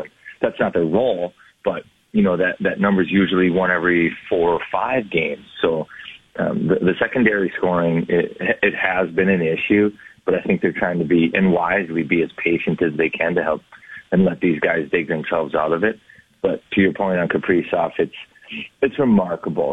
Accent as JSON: {"language": "English", "region": "Minnesota", "country": "United States", "said": "I'm from Minnesota"}